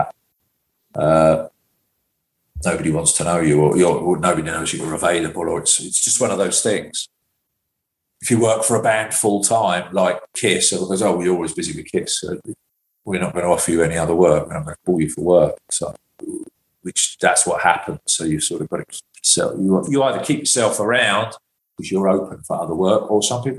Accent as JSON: {"language": "English", "region": "England", "country": "United Kingdom", "said": "as an English tour manager"}